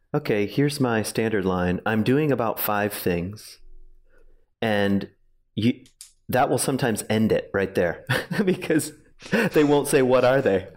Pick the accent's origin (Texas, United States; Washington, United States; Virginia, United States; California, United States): Virginia, United States; also born or lived in Grand Rapids, Michigan; now in Ada, United States; I grew up in Virginia